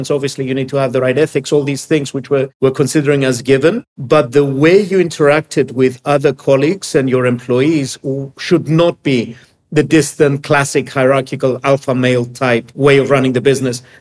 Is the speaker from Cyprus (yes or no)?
yes; Cyprus; now in Greece; with Emilio as my co founder, we decided to come to Greece. It was a new country for us. We're both from Cyprus and set up Hellas Direct.